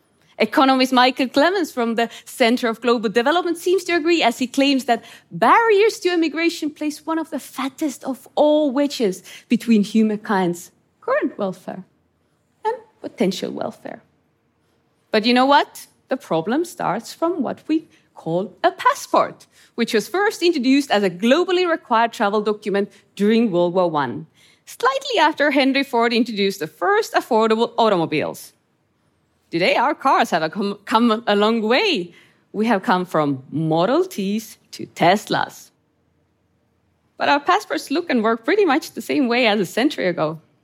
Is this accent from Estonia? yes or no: yes; Estonia; born or raised there; English is a second language